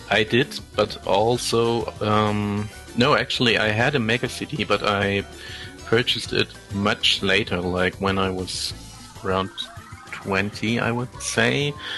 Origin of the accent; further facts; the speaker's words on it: Germany; first language German; English is a second language; I'm from Germany, and German is my first language